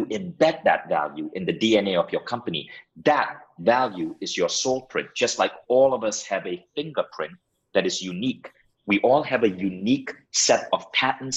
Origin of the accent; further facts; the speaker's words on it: Malaysia; moved away as an adult; also born or lived in United States; now in Estonia; I had to move back to my home country, Malaysia